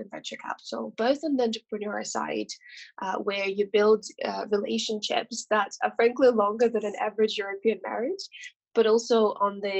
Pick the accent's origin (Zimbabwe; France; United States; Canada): France; English is a second language; moved away as an adult; also born or lived in Russia / Toulouse / Paris; now in London, United Kingdom; I then spent a long time in France, which is where I grew up. I grew up between Toulouse and Paris, which is how I speak French.